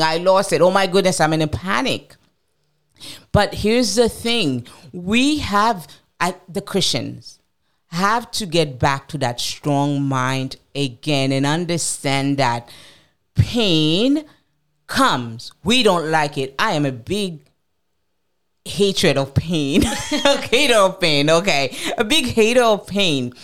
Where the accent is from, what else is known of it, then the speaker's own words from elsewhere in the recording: United States; I'm going to speak as an American.